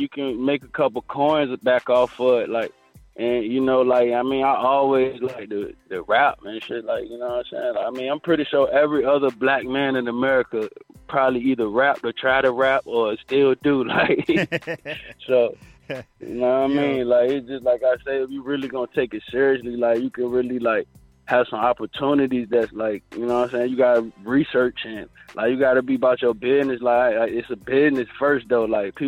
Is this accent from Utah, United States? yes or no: no; Virginia Beach, Virginia, United States; grew up in Virginia Beach, Virginia, you know, in the inner city